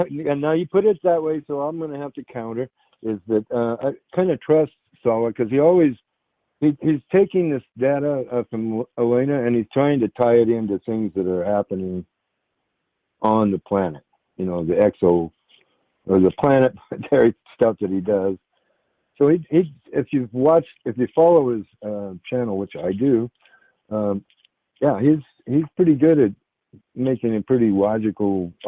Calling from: Shelton, Washington, United States; I'm calling from Washington State. Outside of Shelton, Washington.

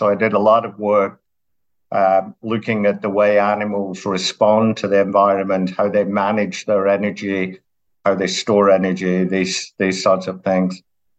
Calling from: Shenzhen, Guangdong, China; So I'm calling in from Shenzhen in China

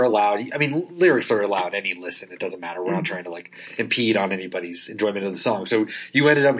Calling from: Portland, Oregon, United States; I'm actually recording from Portland, Oregon.

